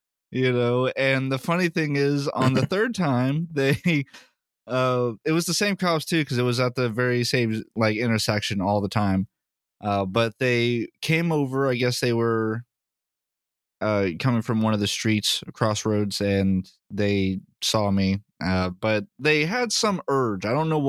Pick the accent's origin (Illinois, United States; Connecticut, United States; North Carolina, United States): North Carolina, United States; Raleigh; moved away; the hometown. Raleigh